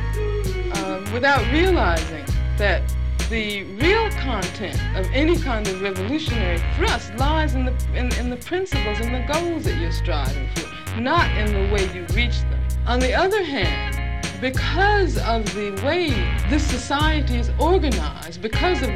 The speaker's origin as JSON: {"language": "English", "town": "Birmingham", "region": "Alabama", "country": "United States", "tie": "born or raised there", "said": "I grew up in Birmingham, Alabama"}